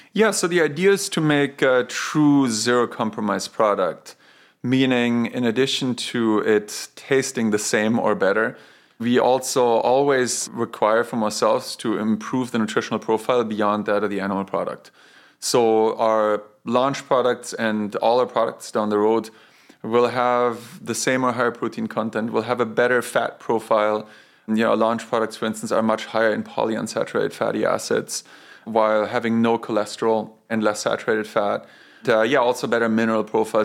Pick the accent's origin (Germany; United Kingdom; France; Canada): Germany; Bavaria; moved away; I grew up in Bavaria